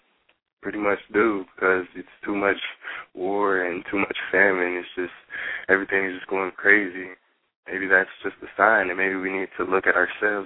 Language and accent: English; Atlanta, Georgia, United States; born there; now in Pontiac, United States; Well, as you know, I was born in Atlanta, Georgia. I didn't stay there for too long. I moved up to Pontiac later on